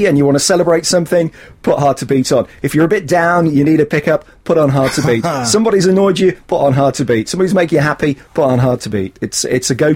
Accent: West Midlands, United Kingdom; moved away; I grew up in the West Midlands

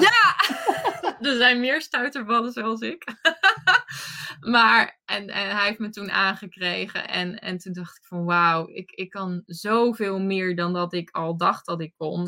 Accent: Rotterdam area, South Holland, Netherlands; ik kom uit het Rotterdamse

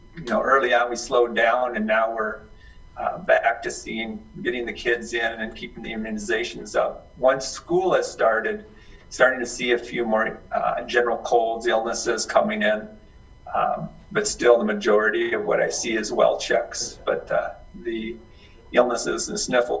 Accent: Colton, South Dakota, United States; also born or lived in Omaha; I grew up in Colton, went to SDSU for undergrad, and then down to USD, similar to Matt, for medical school. And then residency was in Omaha

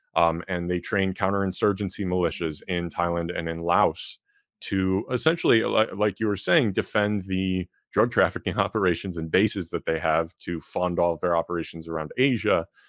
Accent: Chicago, Illinois, United States; here in in my hometown

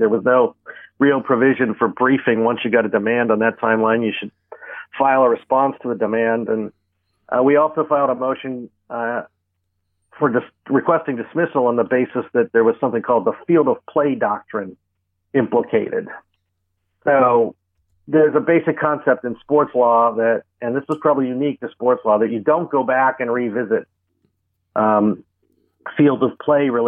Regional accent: Pittsburgh, Pennsylvania, United States; I grew up in Pittsburgh

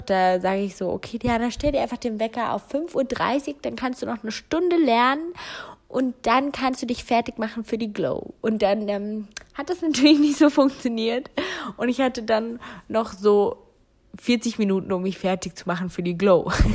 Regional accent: Germany; also born or lived in North Rhine-Westphalia; hier bei uns in Deutschland

